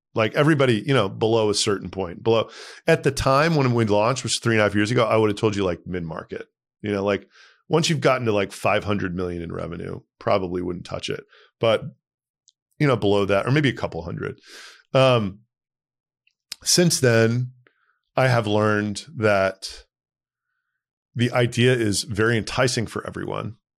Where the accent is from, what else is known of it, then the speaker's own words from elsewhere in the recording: Texas, United States; moved away as an adult; also born or lived in New York; I grew up in Texas